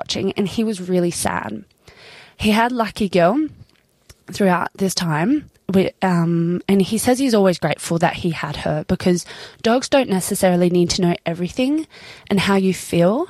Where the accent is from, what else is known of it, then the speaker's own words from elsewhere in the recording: Sydney, New South Wales, Australia; we were growing up in Sydney